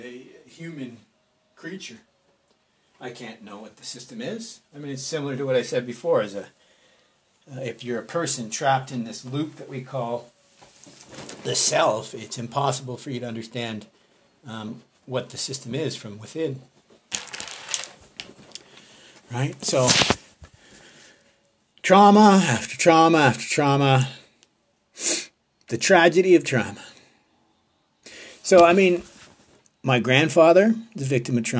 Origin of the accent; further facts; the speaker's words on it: Canada; We're all Canadian